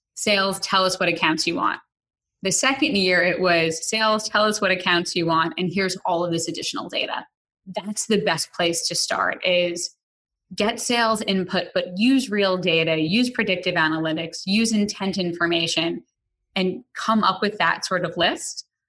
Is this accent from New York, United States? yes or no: yes; New York City, New York, United States; I grew up in the Bronx